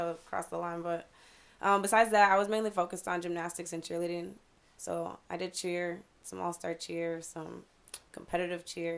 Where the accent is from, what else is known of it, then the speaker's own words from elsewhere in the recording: Chicago, Illinois, United States; now in Cape Coral, United States; I'm from Chicago.